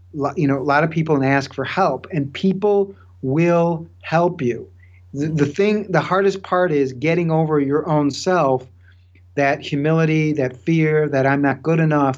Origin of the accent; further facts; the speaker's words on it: Chicago, Illinois, United States; I was from Chicago